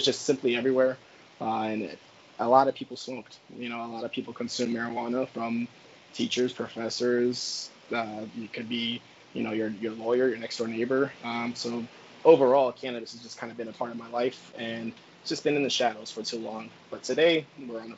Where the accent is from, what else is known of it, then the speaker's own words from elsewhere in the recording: Pembroke Pines, Florida, United States; moved away as an adult; also born or lived in Virginia; I'm originally from Pembroke Pines, Florida